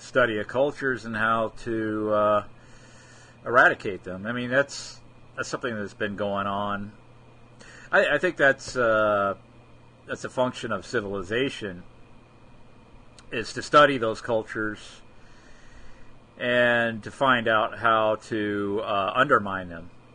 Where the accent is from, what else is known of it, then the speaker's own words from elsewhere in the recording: United States; we, as Americans, growing up in the United States